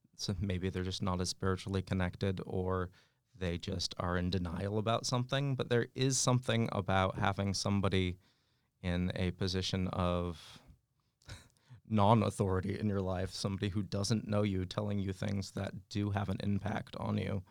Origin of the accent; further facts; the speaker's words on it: West Coast, United States; moved away; I grew up out in the West Coast